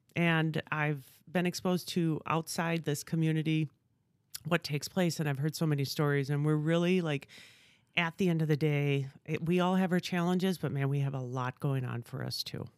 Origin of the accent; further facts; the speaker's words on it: Stevens Point, Wisconsin, United States; also born or lived in Southern California; now in Appleton, United States; I'm originally from Stevens Point, so grew up in Wisconsin my whole life